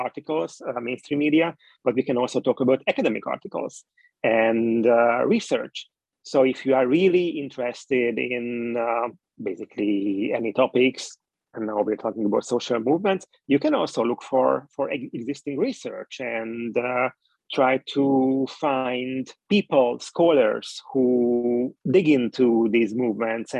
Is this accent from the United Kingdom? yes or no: no; Hungary; I'm coming from Hungary and Twitter is not really popular in Hungary